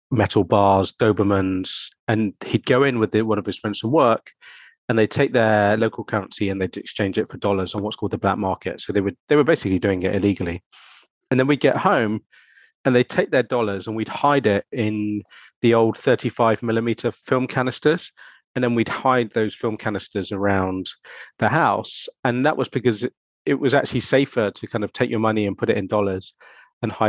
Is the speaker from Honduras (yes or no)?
no; Argentina; So, I grew up in Argentina. My parents moved there when I was about seven years old.